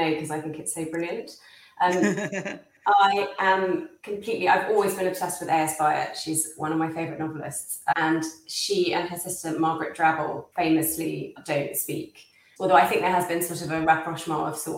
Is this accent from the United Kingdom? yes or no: yes; England, United Kingdom; as an English Jew